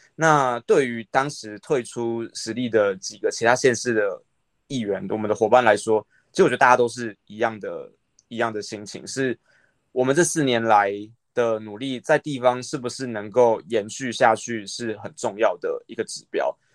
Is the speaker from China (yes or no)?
no; Taipei, Taiwan; moved away as an adult; now in Miaoli, Taiwan; 我不是苗栗人啊，我是台北人